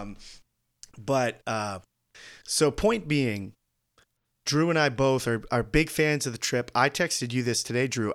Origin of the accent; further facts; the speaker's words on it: United States; as an American viewer